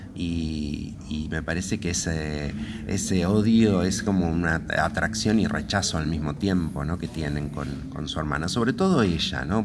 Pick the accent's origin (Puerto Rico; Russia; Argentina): Argentina; de nuestra propia identidad como argentinos